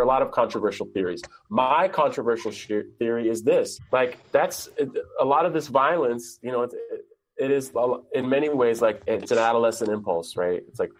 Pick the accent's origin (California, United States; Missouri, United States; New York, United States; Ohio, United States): California, United States; San Francisco; I grew up in San Francisco in the 90s, and as did Charlie, so he remembers his time.